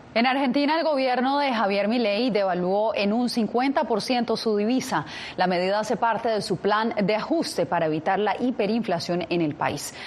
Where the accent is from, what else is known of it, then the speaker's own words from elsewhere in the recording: Colombia; moved away; los sonidos de mi tierra